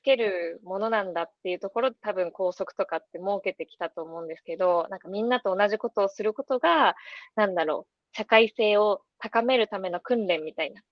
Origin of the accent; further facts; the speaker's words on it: Miyazaki, Japan; 私の高校も地元が宮崎なんですけど